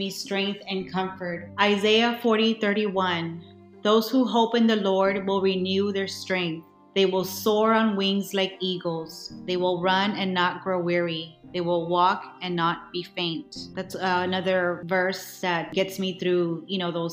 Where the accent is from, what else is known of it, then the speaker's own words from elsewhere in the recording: South Texas, United States; I was born in South Texas